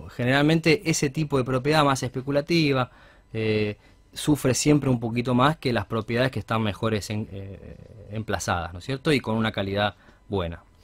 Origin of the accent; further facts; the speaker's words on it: Argentina; somos todos especialistas en cosas, los argentinos